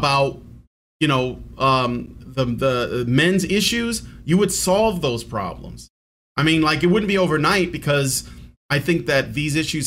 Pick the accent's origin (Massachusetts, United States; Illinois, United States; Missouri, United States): Illinois, United States; Chicago; moved away as an adult; now in Virginia, United States; I was born and raised in Chicago. I moved to Virginia just like last year